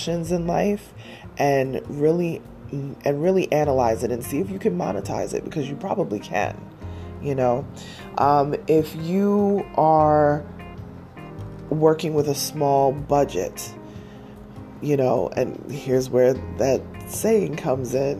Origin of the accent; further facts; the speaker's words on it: New York, United States; I'm a New Yorker